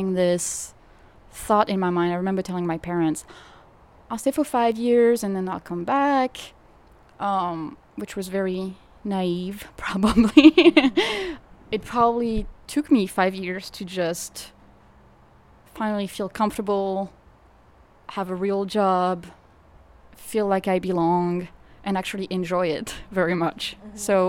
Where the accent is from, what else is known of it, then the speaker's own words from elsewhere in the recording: suburb of Paris, Île-de-France, France; English is a second language; moved away as an adult; also born or lived in Sacramento, United States; now in New Orleans, United States; I grew up in the suburb of Paris